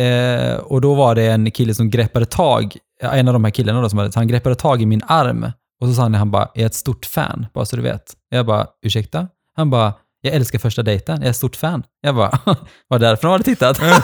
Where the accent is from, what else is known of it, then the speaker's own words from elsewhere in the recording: Gothenburg, Västra Götaland, Sweden; also born or lived in Norway; jag kommer ifrån Göteborg